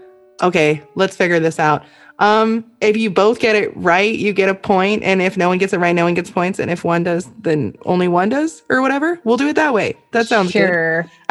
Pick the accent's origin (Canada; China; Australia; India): Australia; moved away; I'm still Australian.